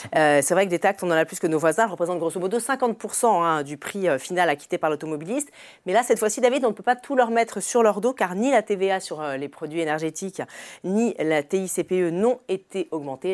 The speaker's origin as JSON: {"language": "French", "country": "France", "said": "chez nous en France"}